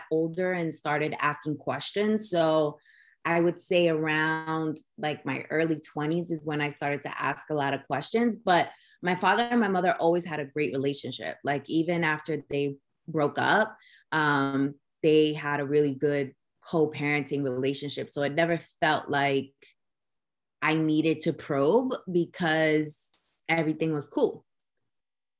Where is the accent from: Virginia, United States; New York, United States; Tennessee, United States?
New York, United States; New York City; also born or lived in Brooklyn, New York / Orlando, Florida; I was born in Brooklyn, but raised in Queens, did a small stint in Orlando. But majority of my life, I was raised in Queens